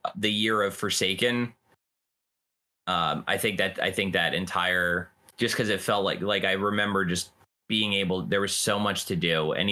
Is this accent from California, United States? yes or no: no; New Jersey, United States; Growing up around here, my dad was a Yankees fan.